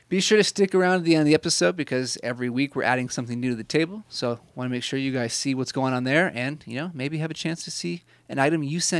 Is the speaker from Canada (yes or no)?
yes; Canada; And I'm Canadian, so I'm very nice.